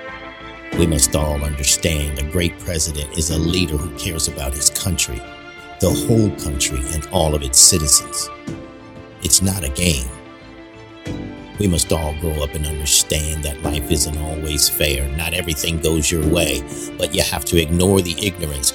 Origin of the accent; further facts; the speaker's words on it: United States; I'm an American. I was born in the United States